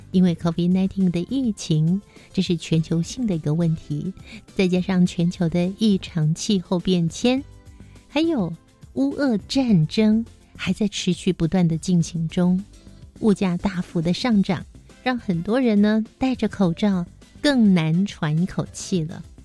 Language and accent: Chinese; Taiwan; 我们台湾人